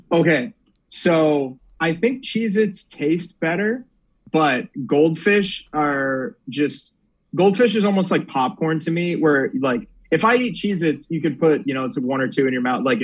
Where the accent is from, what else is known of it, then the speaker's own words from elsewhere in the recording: Virginia, United States; Yeah, born and raised in Northern Virginia. Northern Virginia.